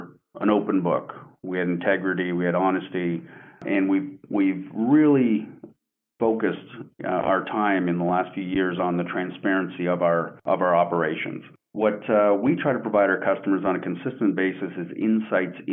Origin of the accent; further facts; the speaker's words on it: Canada; moved away as an adult; now in Coppell, United States; I am Canadian born and raised. I've been in the U.S. now for 20, going on 26 years.